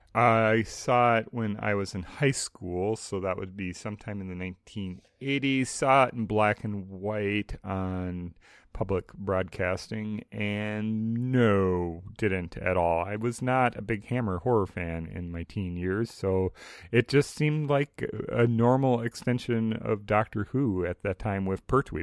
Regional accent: Saint Paul, Minnesota, United States; I grew up in the suburbs of the Twin Cities, uh, Saint Paul particularly

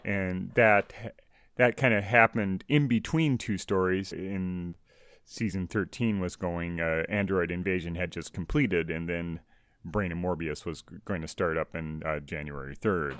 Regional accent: United States; growing up in the States

